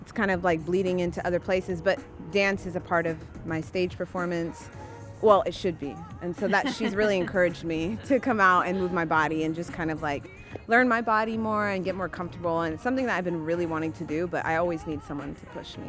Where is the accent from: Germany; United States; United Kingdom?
United States; San Jose, California; moved away as an adult; now in Oakland, United States; I'm a singer-songwriter based out of Oakland. I'm originally from San Jose. Moved here about 8 years ago